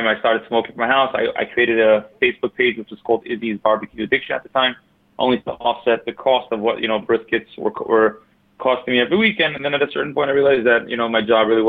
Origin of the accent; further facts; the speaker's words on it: New York City, New York, United States; also born or lived in Borough Park / Crown Heights; I'm actually born and raised in Brooklyn